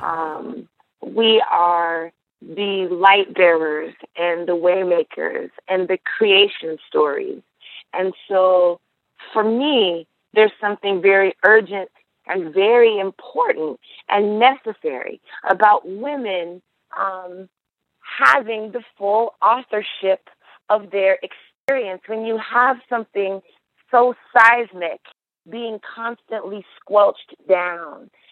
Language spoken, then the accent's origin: English; United States; as an American girl, as an African American girl